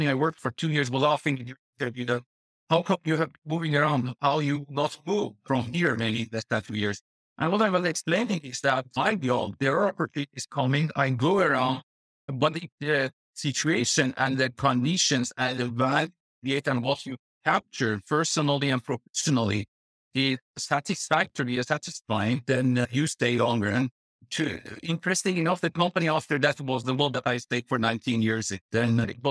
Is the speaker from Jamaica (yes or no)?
no; Tehran, Tehran Province, Iran; moved away as an adult; also born or lived in Dubai; now in Netherlands; I was living in my hometown in Tehran and also later in Dubai